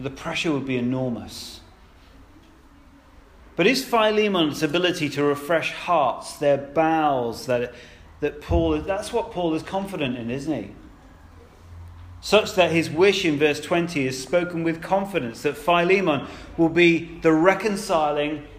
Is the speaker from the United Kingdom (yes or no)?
yes; United Kingdom; We're British, many of us are.